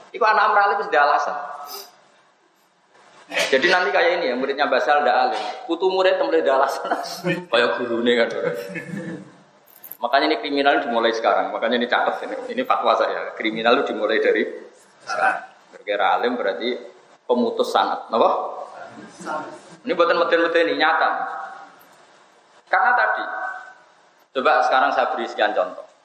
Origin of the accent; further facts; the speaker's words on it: Pantura, Indonesia; Saya ini orang Pantura, jadi gak suka nyindir. Tarit itu kan biasanya orang Solo Jogja. Kalau orang Pantura itu tasreh, jelas.